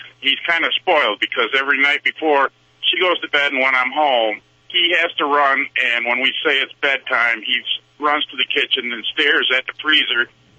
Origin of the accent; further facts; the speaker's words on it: Grand Rapids, Michigan, United States; I'm from Grand Rapids, Michigan.